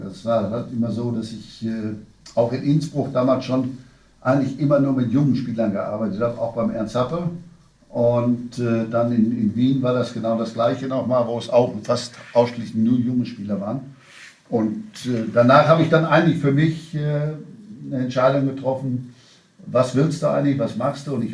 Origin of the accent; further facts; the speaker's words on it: North Rhine-Westphalia, Germany; ich bin Westfale